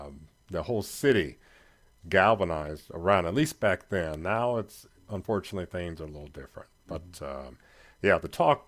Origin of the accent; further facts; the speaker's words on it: Gary, Indiana, United States; moved away; I'm from Gary, Indiana.